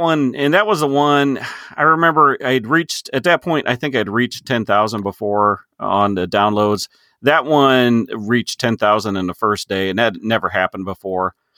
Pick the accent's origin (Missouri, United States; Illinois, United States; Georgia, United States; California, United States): Illinois, United States; I am a farmer from Illinois, just uh, corn and soybeans